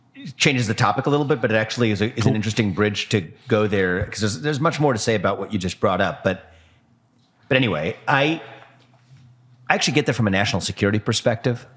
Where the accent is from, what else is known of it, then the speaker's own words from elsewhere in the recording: United States; I'm American